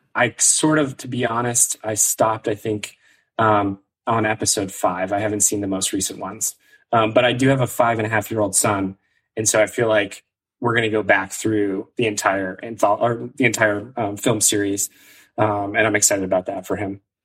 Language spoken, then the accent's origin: English; Maine, United States; moved away; also born or lived in New York City; I grew up in Maine originally